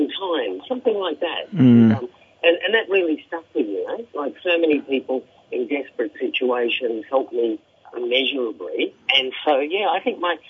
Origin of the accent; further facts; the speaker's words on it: Australia; being Australian, being a fairly prominent foreigner there